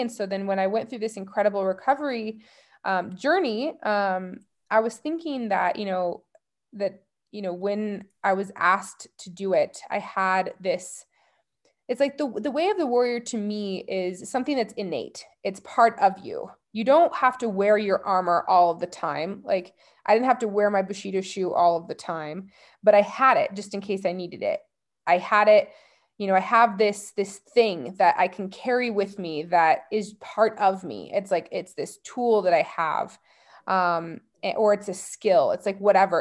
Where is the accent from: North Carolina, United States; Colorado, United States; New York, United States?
Colorado, United States; growing up in Colorado